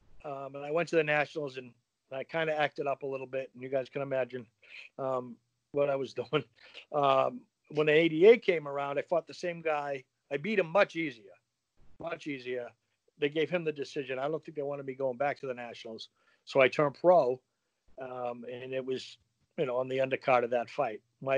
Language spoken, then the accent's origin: English; Carrickfergus, Northern Ireland, United Kingdom; born there; I was born in Carrickfergus in the north.